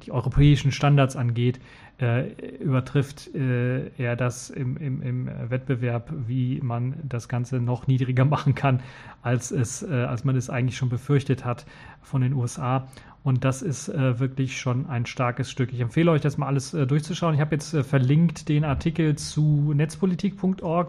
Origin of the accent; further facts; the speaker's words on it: Cologne, North Rhine-Westphalia, Germany; in Köln gegründet, also in meiner Heimatstadt quasi